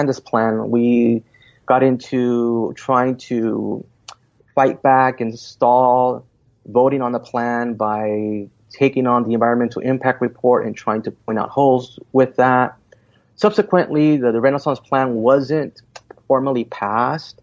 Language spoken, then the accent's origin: English; Santa Ana, California, United States; Spent a lot of times and a lot of years growing up in the city of Santana